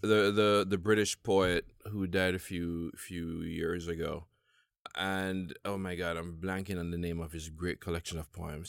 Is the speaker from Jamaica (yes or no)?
yes; Jamaica; now in United States; as a Jamaican